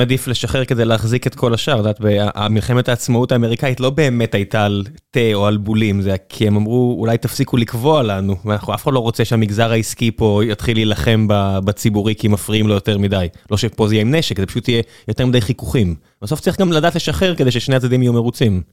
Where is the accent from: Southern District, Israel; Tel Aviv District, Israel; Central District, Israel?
Southern District, Israel; Beersheba; moved away; אני כבאר שבעי לשעבר